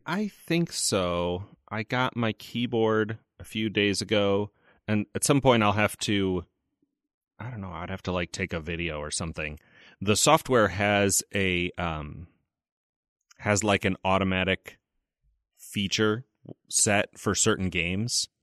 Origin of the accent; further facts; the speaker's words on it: north of Chicago, Illinois, United States; accent: Chicago Midwestern; now in Bloomington, United States; I'm from Illinois.